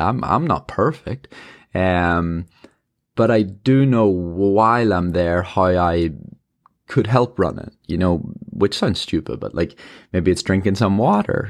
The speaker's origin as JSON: {"language": "English", "country": "Ireland", "said": "I'm an Irish marathon runner."}